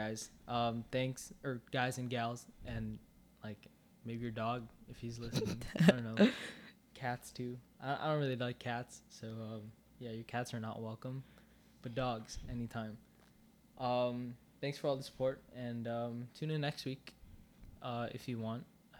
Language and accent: English; Virginia, United States; also born or lived in Minnesota; I was born in Minnesota, and then just, like, when we moved to Virginia